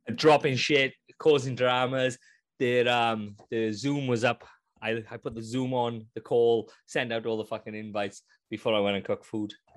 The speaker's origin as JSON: {"language": "English", "region": "Wales", "country": "United Kingdom", "said": "I'm Welsh"}